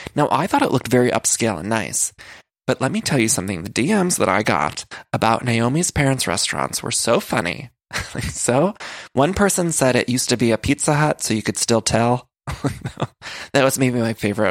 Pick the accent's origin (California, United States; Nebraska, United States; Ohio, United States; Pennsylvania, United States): Ohio, United States; Solon; when I was growing up in Ohio, in high school